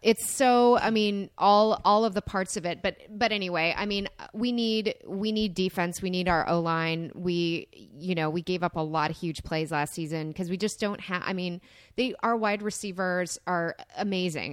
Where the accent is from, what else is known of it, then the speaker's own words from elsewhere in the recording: Fort Wayne, Indiana, United States; Grew up in Fort Wayne, Indiana